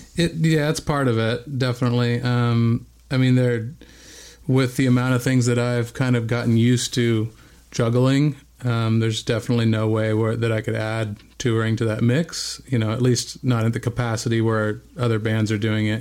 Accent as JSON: {"language": "English", "town": "Bend", "region": "Oregon", "country": "United States", "tie": "born or raised there", "also_born_or_lived": "Whittier, California", "moved": "yes", "said": "I was born in Southern California, in Whittier, California, but only lived there for okay. about a year before we moved to Bend, Oregon."}